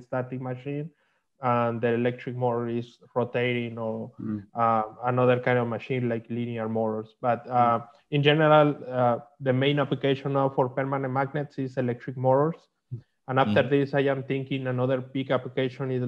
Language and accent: English; Mexico; English is a second language; moved away as an adult; also born or lived in Huntsville, Alabama, United States; now in United States; I am from Mexico. I come here to USA 7 years ago